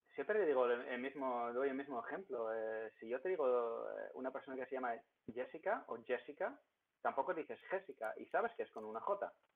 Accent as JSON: {"language": "Spanish", "town": "Ermelo", "region": "Gelderland", "country": "Netherlands", "moved": "yes", "said": "soy de un pueblo de Hermelo que en los Países Bajos"}